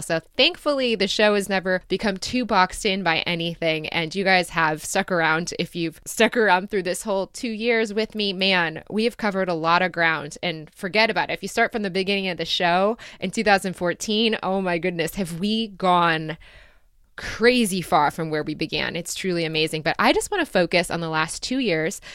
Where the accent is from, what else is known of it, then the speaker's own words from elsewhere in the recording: Michigan, United States; also born or lived in Dayton, Ohio / Chicago / Ann Arbor, Michigan; I moved when I was about seven and a half or eight years old, I moved to Michigan and I grew up there